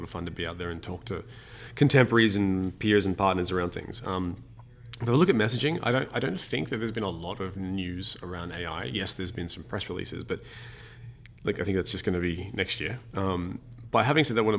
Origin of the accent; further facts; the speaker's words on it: Australia; now in Germany; as the Australian living in Germany